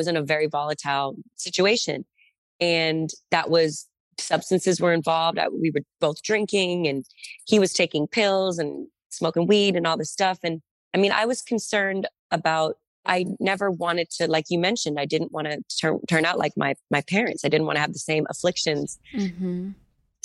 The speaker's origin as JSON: {"language": "English", "region": "Massachusetts", "country": "United States", "said": "I'm from Massachusetts."}